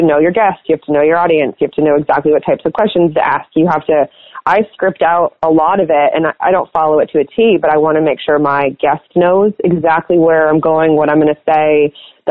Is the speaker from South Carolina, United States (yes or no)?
no; Los Angeles, California, United States; moved away as an adult; I'm originally from Los Angeles